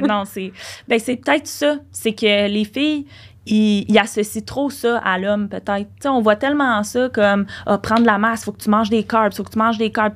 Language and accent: French; Laval, Quebec, Canada; on est de Laval puis on reste à Laval